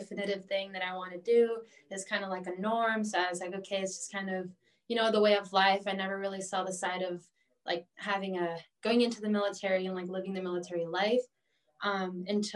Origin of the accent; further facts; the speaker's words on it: Wheeling, Illinois, United States; I've lived in Wheeling pretty much my whole life